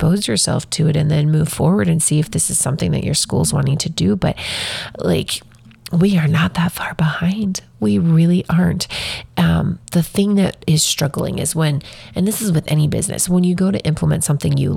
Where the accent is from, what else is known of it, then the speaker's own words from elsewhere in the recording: Wyoming, United States; I'm from Wyoming